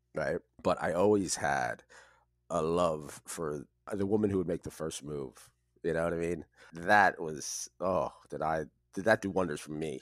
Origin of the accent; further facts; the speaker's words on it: United States; I grew up in the New York City, New Jersey area